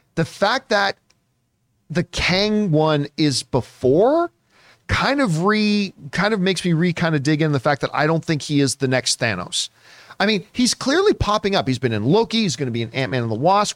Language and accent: English; Canada; as a Canadian